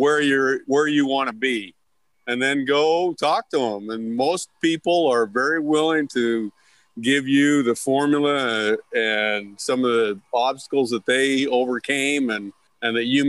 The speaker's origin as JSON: {"language": "English", "region": "Idaho", "country": "United States", "tie": "born or raised there", "also_born_or_lived": "Eastern Oregon / Rexburg, Idaho / Riverdale, Utah", "moved": "as an adult", "lives_now": "Utah, United States", "said": "I grew up in Idaho and Eastern Oregon."}